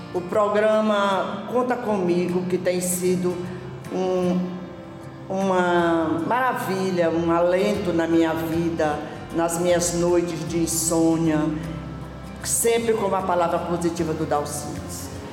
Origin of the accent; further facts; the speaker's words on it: Brejo, Maranhão, Brazil; sou maranhense da cidade de Brejo